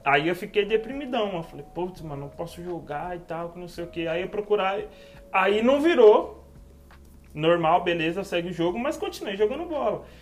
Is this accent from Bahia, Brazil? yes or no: no; São Paulo, Brazil; Vila Mariana, São Paulo. Moro em São Paulo, capital. Nasci na Vila Mariana.